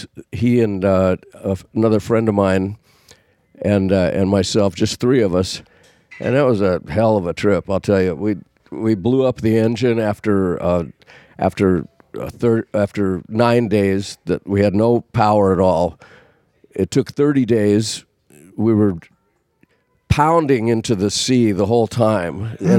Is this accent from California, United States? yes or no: yes; Downey, California, United States; also born or lived in Washington; we grew up in Downey.